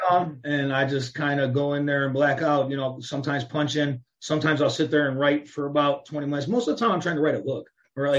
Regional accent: Chicago, Illinois, United States; moved away as an adult; also born or lived in Phoenix, Arizona / Los Angeles / Las Vegas / Miami; Chicago, Chicagoland area, outskirts of Chicago, either in the city or outside the city my whole life until I got to about 20 years old

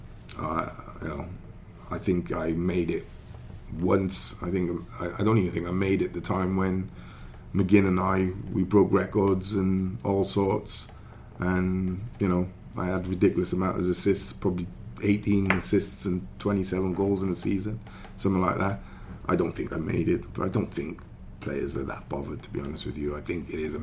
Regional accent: Welsh, Wales, United Kingdom; we're Welsh

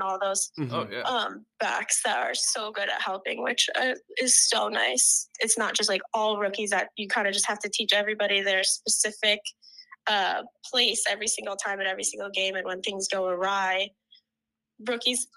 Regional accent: Florida, United States; moved away as an adult; now in Iowa, United States; I'm actually from Florida

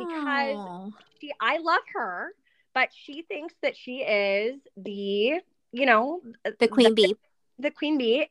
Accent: Long Beach, California, United States; now in Ohio, United States; born and raised in Long Beach, California, OC kind of area

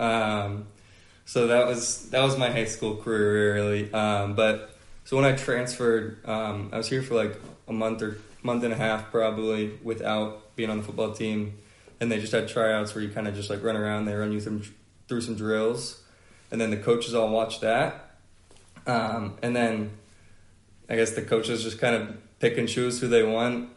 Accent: Atlanta, Georgia, United States; I'm from Atlanta, Georgia

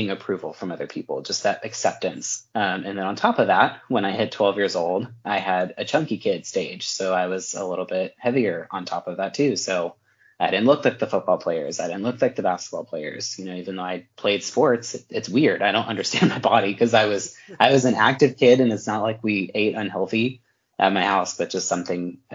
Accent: Texas, United States; I'm from Texas. I'm from the Bible Belt, you know, I grew up in a great home

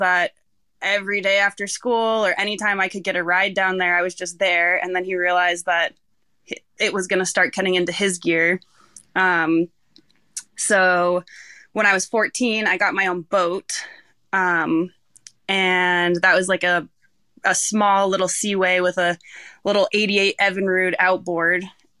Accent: Rockport, Maine, United States; I was born in the Rockport Hospital, and before I even went home, they brought me down to the harbor first to, like, meet everyone and go on the boat.

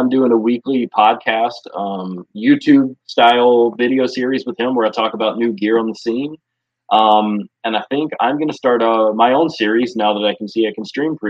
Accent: Louisiana, United States; also born or lived in Upstate New York; now in Asheville, United States; And I grew up in Louisiana, so that's where I'm originally from. And there's not much hiking at all there. It's just flat.

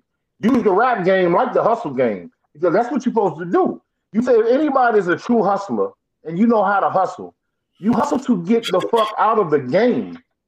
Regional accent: Maryland, United States; we are from Maryland.

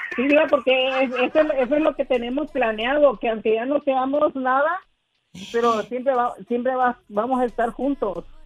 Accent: Mexico; yo soy mexicano

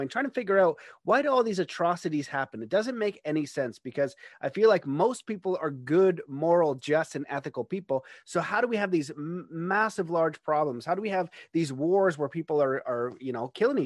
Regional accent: Canada; where I grew up in Canada is very nice, middle-class neighborhood

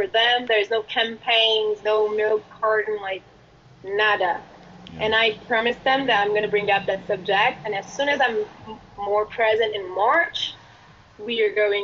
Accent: Brazil; English is a second language; moved away as an adult; now in United States

